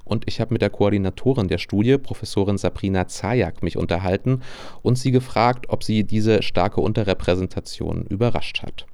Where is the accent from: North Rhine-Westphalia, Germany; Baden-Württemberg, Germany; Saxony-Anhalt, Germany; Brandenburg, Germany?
Saxony-Anhalt, Germany; now in Leipzig, Germany; ich bin in Deutschland, genauer in Sachsen-Anhalt geboren